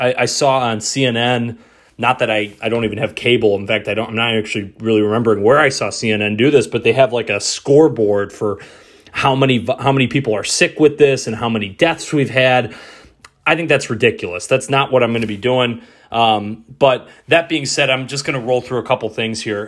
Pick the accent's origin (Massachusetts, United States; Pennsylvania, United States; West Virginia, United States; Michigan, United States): Michigan, United States; Detroit; moved away; my hometown radio station, ninety-seven point one The Ticket, back in Detroit.